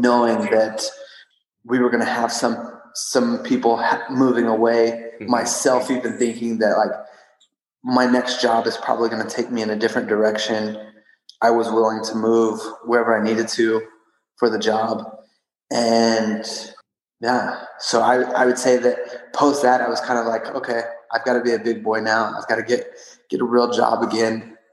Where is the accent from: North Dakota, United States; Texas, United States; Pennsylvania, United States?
Texas, United States; Odessa; I was born and raised in Odessa, Texas